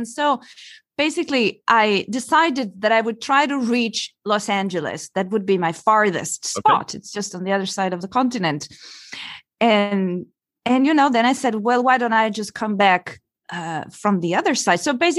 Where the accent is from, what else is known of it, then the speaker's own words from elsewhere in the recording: Italy; also born or lived in Belgium; I'm originally from Italy, by the way.